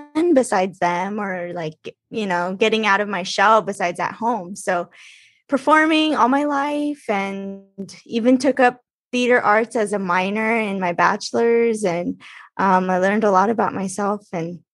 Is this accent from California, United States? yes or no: yes; Los Angeles, California, United States; I'm from Los Angeles